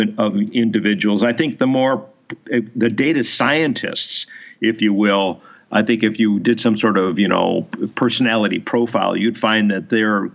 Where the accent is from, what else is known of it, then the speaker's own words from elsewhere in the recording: Chicago, Illinois, United States; I was raised in Chicago